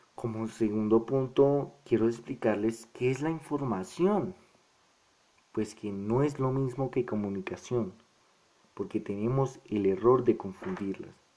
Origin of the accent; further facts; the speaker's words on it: Colombia; nuestro contexto colombiano